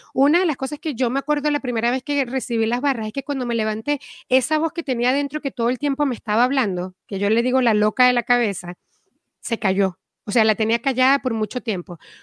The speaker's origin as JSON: {"language": "Spanish", "country": "Venezuela", "also_born_or_lived": "Caracas", "moved": "as an adult", "lives_now": "Miami, United States", "said": "yo vengo de Venezuela, me mudé a Miami"}